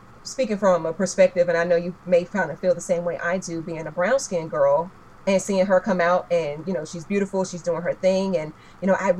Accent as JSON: {"language": "English", "town": "Roanoke Rapids", "region": "North Carolina", "country": "United States", "tie": "born or raised there", "said": "my tiny hometown of Roanoke Rapids"}